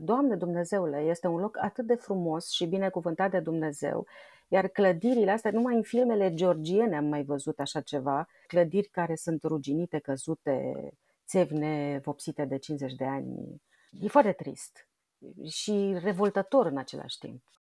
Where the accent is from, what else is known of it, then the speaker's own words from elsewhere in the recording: Budeasa, Argeș, Romania; now in Bucharest, Romania; eu am copilărit la țară, lângă Pitești, la Budeasa